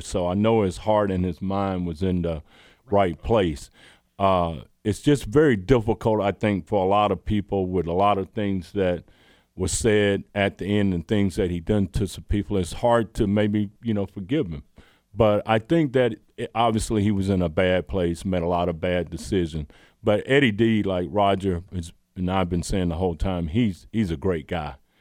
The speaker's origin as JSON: {"language": "English", "town": "Roberta", "region": "Georgia", "country": "United States", "tie": "born or raised there", "also_born_or_lived": "Kentucky", "moved": "as an adult", "said": "I grew up in Roberta, Georgia"}